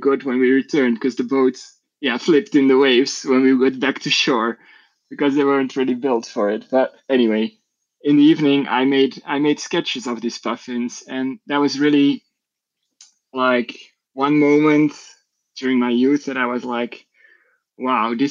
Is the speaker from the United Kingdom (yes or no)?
no; Belgium; I'm from Belgium.